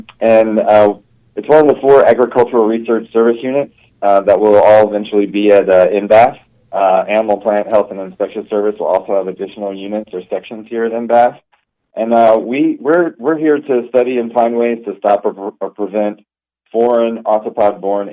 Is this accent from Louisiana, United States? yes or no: yes; Baton Rouge, Louisiana, United States; also born or lived in Texas; now in Manhattan, Kansas, United States; I grew up in Louisiana, like Baton Rouge area